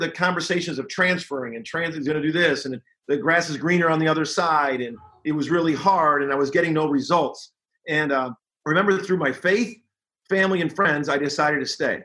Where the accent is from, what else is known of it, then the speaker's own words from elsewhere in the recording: Chicago, Illinois, United States; I remember growing up in Chicago in the Indiana program